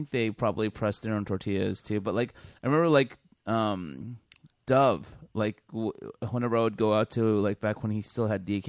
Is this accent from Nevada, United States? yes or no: no; California, United States; Dude, I grew up in California, man.